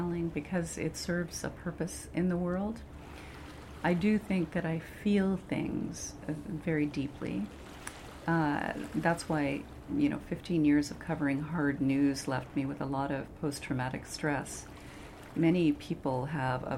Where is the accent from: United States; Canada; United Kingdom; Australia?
Canada; Vancouver, British Columbia; My traditional territory is in the northwest part of British Columbia along the Skeena River, but I grew up in Vancouver, Coast Salish territory, with Stanley Park as my backyard